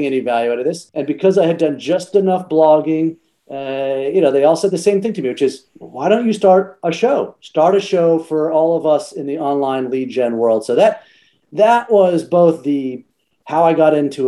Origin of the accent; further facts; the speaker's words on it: Texas, United States; now in New York City, United States; I grew up in Texas. I do not live in Texas now. I get to call New York City home and have been for the last 13 years